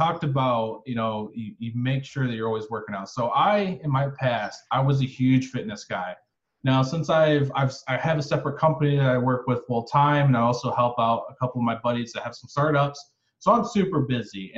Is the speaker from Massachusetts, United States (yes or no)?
no; Michigan, United States; also born or lived in Florida; I lived in Florida for a while. I'm actually from Michigan